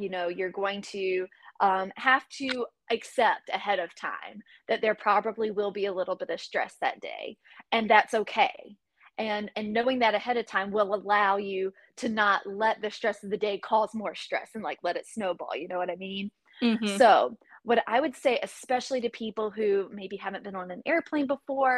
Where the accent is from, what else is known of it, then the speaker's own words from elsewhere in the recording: East Coast, United States; moved away; also born or lived in Texas; I grew up on the East Coast